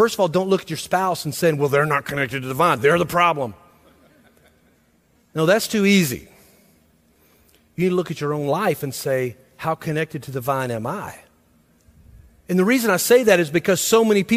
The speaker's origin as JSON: {"language": "English", "town": "Millersville", "country": "United States", "tie": "born or raised there", "said": "I grew up in Millersville"}